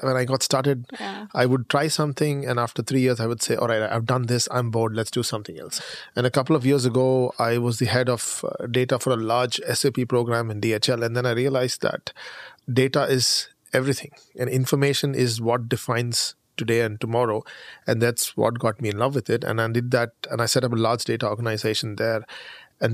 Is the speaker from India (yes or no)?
yes; India; moved away as an adult; now in Germany; I'm Indian.